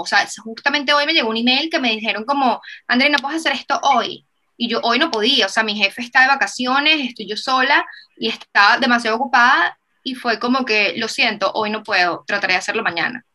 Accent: Venezuela; moved away; nosotros venimos de Venezuela, que era un país que estaba como que súper destruido

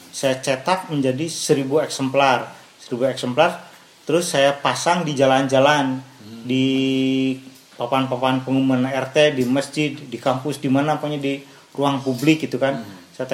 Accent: Garut, West Java, Indonesia; saya dilahirkan di Garut, hmm. dibesarkan di Garut dalam lingkungan kesenian tradisional Garut.

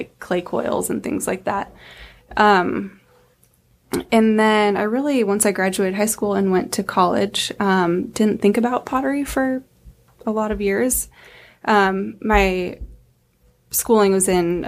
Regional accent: Spokane, Washington, United States; also born or lived in Los Angeles, California; I grew up in Spokane, went to school, graduated from Central Valley High School

